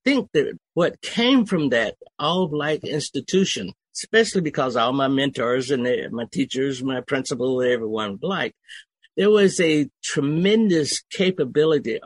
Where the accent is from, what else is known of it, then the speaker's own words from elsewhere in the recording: Okefenokee Swamp, Georgia, United States; moved away as an adult; also born or lived in Germany; I was raised in Okefenokee Swamp, where English was a second language